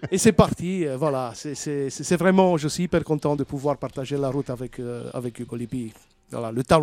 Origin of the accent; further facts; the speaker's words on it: Romania; Comme je suis roumain, euh, je veux essayer de jouer quelque chose de roumain.